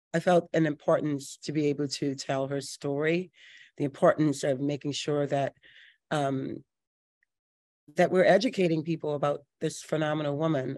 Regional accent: New Orleans, Louisiana, United States; I was born and raised here in New Orleans

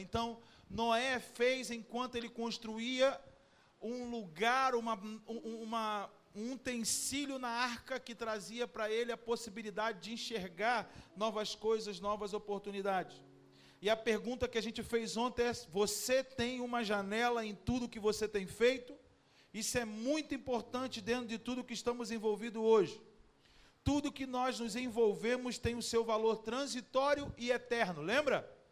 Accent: Cabo Frio, Rio de Janeiro, Brazil; a nossa vida como brasileiro, cabo-friense

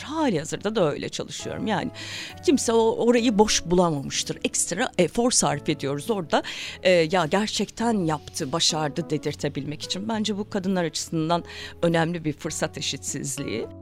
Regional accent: Zonguldak, Turkey; Ben Zonguldak'ta doğdum büyüdüm

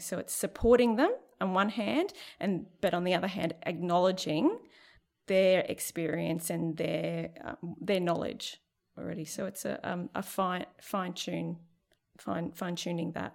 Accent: Central Queensland, Australia; now in Cairns, Australia; I'm from Seek, Central Queensland.

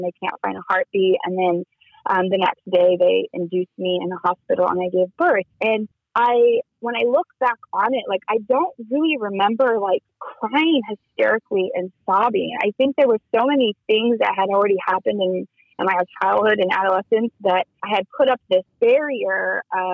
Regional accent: Kansas City, United States; moved away; also born or lived in Las Vegas; I grew up in Kansas City.

